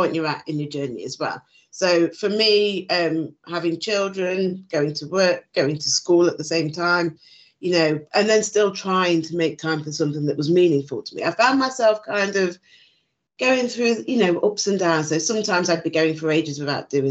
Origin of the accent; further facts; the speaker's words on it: Nottinghamshire, East Midlands, United Kingdom; growing up in the UK, I grew up in Nottinghamshire.